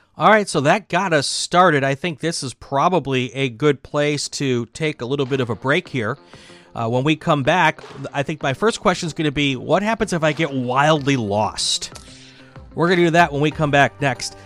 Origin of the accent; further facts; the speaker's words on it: Chicago, Wisconsin area, Midwest, United States; being from the Midwest, growing up in the Midwest in, in the Chicago, Wisconsin area